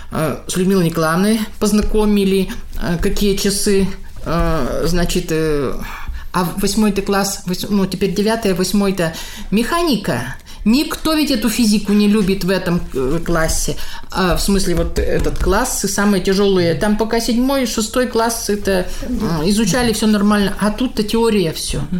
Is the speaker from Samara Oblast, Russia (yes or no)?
no; Kirov Oblast, Russia; Съездили домой, я из Санчурского района.